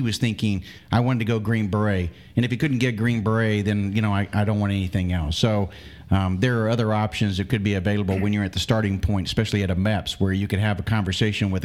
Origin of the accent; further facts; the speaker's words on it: Milton, Florida, United States; I'm originally from Milton, Florida